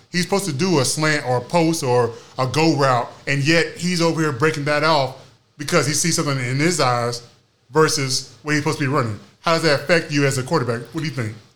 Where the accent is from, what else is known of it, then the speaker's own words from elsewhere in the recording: Oklahoma City, Oklahoma, United States; I'm from Oklahoma City